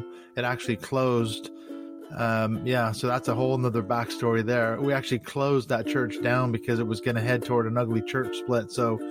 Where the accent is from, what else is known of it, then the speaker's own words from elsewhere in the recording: Seattle, Washington, United States; moved away as an adult; now in United Kingdom; I grew up in the Church of Christ in the Seattle area. So it was a very kind of a fundamentalist church